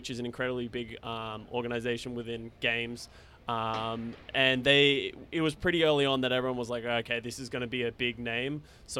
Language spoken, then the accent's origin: English; Australia; moved away as an adult; also born or lived in Dallas; now in Los Angeles, United States; coming as an Australian